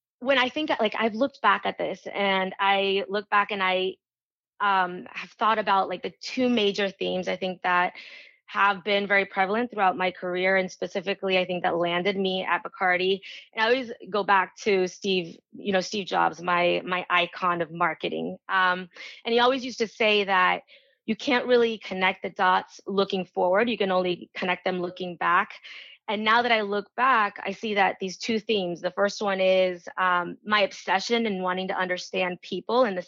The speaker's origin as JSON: {"language": "English", "country": "Venezuela", "tie": "born or raised there", "moved": "yes", "said": "I was born in Venezuela and I was, you know, I grew up traveling"}